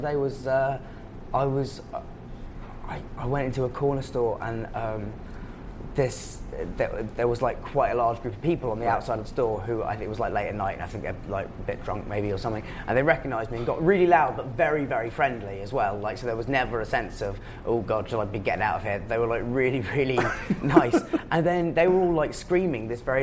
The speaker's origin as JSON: {"language": "English", "region": "England", "country": "United Kingdom", "accent": "English", "moved": "yes", "lives_now": "New York, United States", "said": "my English accent"}